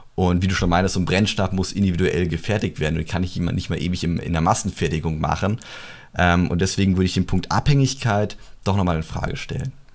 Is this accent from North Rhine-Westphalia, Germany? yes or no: no; Bavaria, Germany; bei uns in Bayern